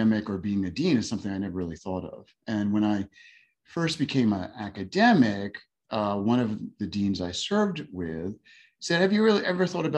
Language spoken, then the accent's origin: English; New York, United States; moved away as an adult; now in Houston, United States; I'm a New Yorker